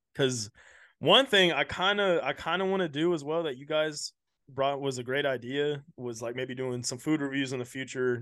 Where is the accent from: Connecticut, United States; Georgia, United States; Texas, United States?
Texas, United States; Houston; I'm from Houston